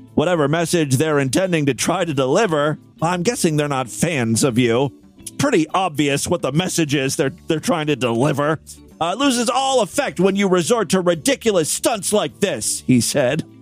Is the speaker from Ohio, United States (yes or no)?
yes; Ohio, United States; my home state of Ohio